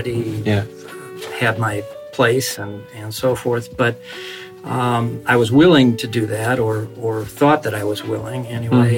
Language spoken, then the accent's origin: English; Cleveland, Ohio, United States; moved away as an adult; now in Novosibirsk, Russia; I became pastor of a small church in a small town midway between Cleveland, my home city